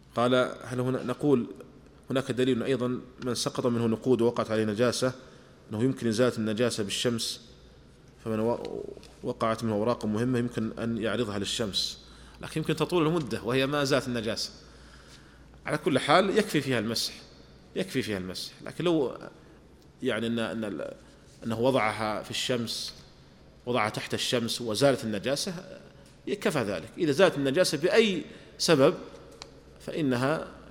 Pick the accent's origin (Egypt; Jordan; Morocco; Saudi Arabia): Saudi Arabia; عندنا في المملكة العربية السعودية